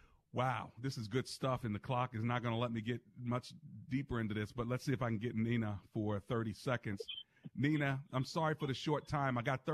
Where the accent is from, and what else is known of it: United States